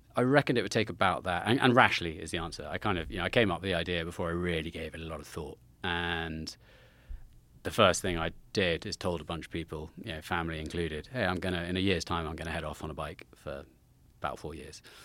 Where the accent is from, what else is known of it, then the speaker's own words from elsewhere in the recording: Salisbury, South West England, United Kingdom; just close to Salisbury in the southwest of England. Uh, I, about ten miles from Stonehenge, down there